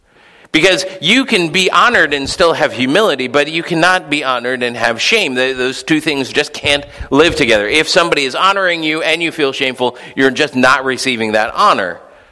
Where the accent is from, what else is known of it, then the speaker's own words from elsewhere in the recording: Philippines; Dear brothers and sisters in Christ, when I was growing up in the Philippines, there was this other missionary kid.